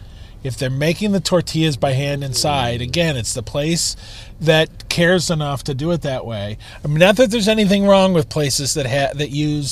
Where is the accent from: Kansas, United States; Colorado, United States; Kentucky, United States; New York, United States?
Kansas, United States; now in Chicago, United States; I come from Kansas. You know, we make pies out there.